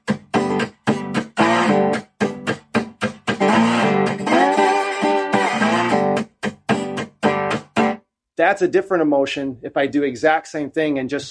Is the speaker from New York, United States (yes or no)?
no; Chicago, Illinois, United States; moved away as an adult; also born or lived in Mississippi; growing up in Chicago